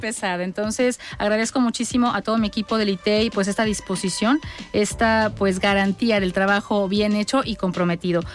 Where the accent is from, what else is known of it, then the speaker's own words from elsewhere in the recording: Mexico; soy una mujer mexicana